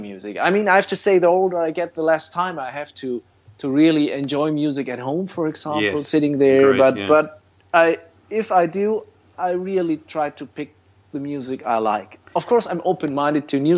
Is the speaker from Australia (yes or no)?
no; Fulda, Hesse, Germany; Town is called Fulda. I'm still living here